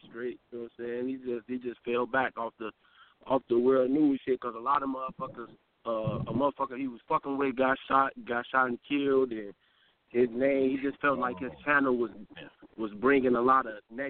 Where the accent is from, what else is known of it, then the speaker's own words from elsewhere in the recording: Chicago, Illinois, United States; I'm from Uptown